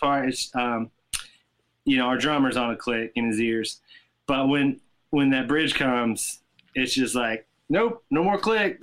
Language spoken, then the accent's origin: English; Tennessee, United States; I grew up in in Tennessee